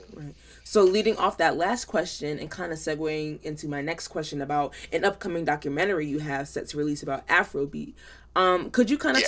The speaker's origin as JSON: {"language": "English", "country": "United States", "said": "as a Nigerian American and as a part of the younger generation of Africans"}